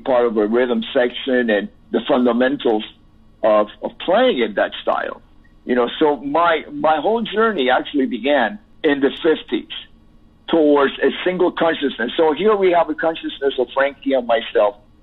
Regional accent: Cuba; moved away; also born or lived in Miami; I have an accent. Yes, because I'm Cuban

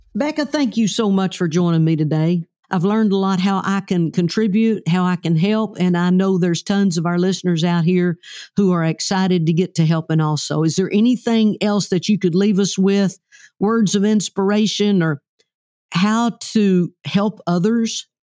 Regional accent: Oklahoma, United States; we're both from the South, I'm from Oklahoma

